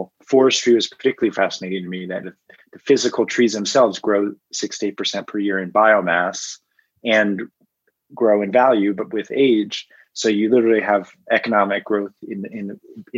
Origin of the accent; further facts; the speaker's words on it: Washington, District of Columbia, United States; I grew up in Washington, D.C.